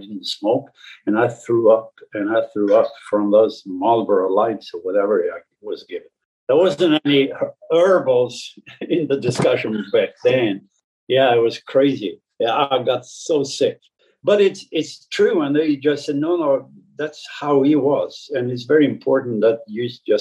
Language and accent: English; northern Sweden, Sweden; moved away; my upbringing in a small village in northern Sweden